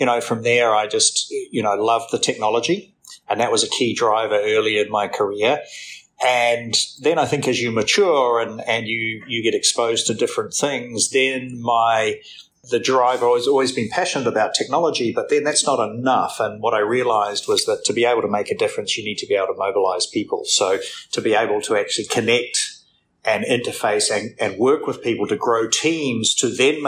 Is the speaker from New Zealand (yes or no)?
yes; New Zealand; moved away as an adult; also born or lived in Thailand / India; now in Singapore; I'm a Kiwi